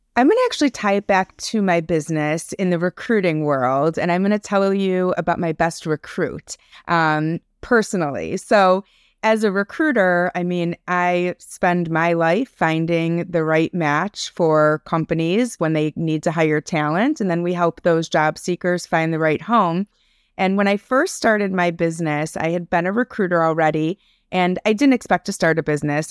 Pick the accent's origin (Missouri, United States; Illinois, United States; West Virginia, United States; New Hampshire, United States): Illinois, United States; Highland Park; also born or lived in Chicago; I am tuning in from Highland Park, Illinois. It's a suburb outside of Chicago. Um, born and raised here